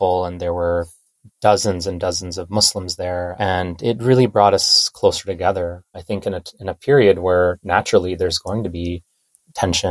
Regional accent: India; now in United States; I'm an immigrant from India myself

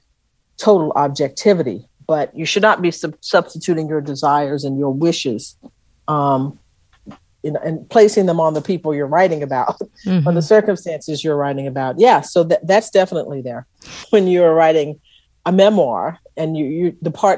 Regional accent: Texas, United States; I was from Texas

